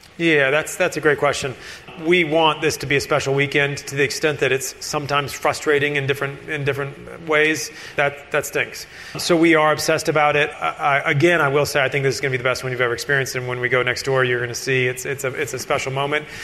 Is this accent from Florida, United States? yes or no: yes; Florida Keys, United States; I grew up in the Florida Keys